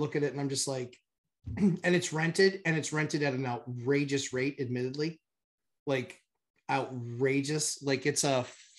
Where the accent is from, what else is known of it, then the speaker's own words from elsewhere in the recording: New Hampshire, United States; Yeah, I'm from New Hampshire.